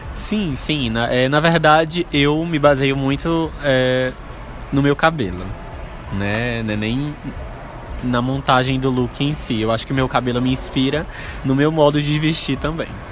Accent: interior of Maranhão, Brazil; now in São Luís, Brazil; eu sou natural do interior do Maranhão

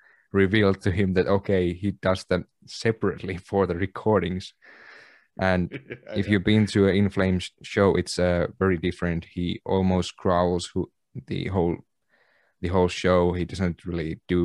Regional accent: Kempele, North Ostrobothnia, Finland; I was not from Oulu. I was from Kempele, municipality a little bit south from Oulu

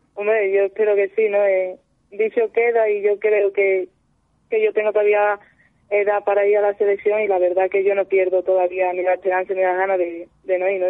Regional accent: Seville, Andalusia, Spain; yo soy de Sevilla

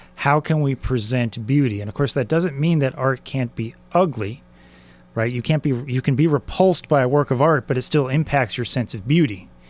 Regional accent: San Diego, California, United States; I grew up in San Diego

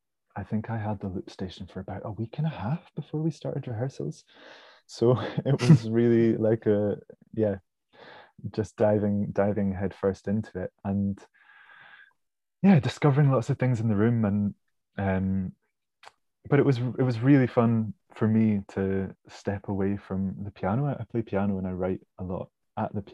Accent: Pittenweem, Scotland, United Kingdom; also born or lived in Lower Largo; I grew up in the East Nuke of Fife in a little fishing village called Pittenweem, and then moved to Lower Largo just along the water.

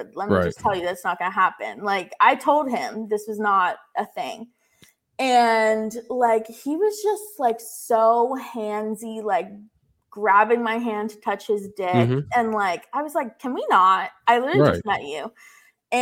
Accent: Florida, United States; I'm from Florida

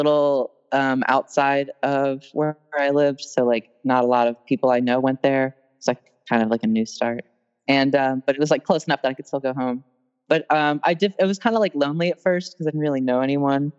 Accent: Westminster, Maryland, United States; I'm from Westminster, Maryland. It's like probably like 45 minutes outside of Baltimore.

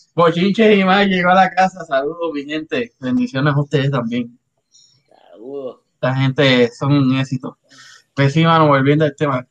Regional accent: Río Grande, Puerto Rico; moved away; Yo soy de Río Grande

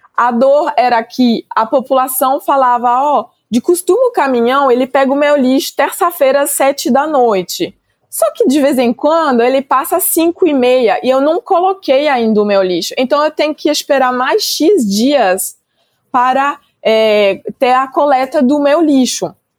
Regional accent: France; moved away as an adult; now in Brazil; Sou francesa, né? Mas faz quase 10 anos agora que eu estou morando no Brasil

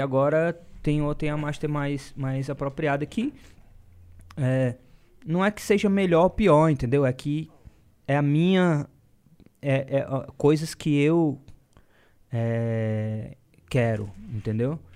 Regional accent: Fortaleza, Ceará, Brazil; moved away as an adult; now in São Paulo, Brazil; em Fortal, né? E, porque é, é de onde eu vim

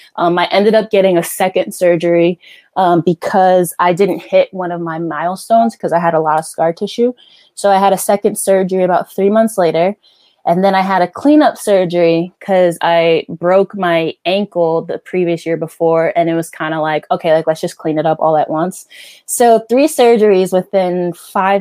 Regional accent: New Jersey, United States; growing up in Jersey

